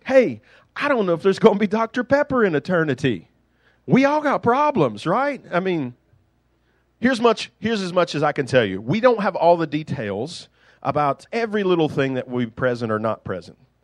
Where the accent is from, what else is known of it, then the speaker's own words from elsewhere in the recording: United States; accent: country; I grew up in the suburbs of Silvetas